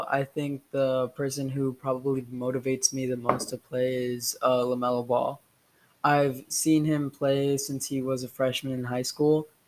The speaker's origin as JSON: {"language": "English", "region": "Shanghai", "country": "China", "tie": "born or raised there", "also_born_or_lived": "Houston", "said": "I was born in Houston, Texas, and I soon moved after four months to Shanghai, China my dad is half American, half Indian, and my mom is fully Indian. So I'm Indian American."}